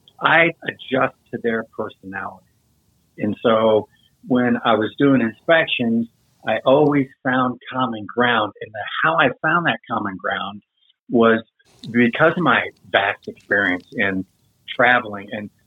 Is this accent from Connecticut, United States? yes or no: no; Michigan, United States; also born or lived in Texas / Kansas / Missouri / New Jersey; But I lived in, I was born in Michigan, lived in Michigan, Texas, in Dallas area, which I'm very fond of. And then, Kansas, Kansas City, Missouri. And then the longest stint was in New Jersey.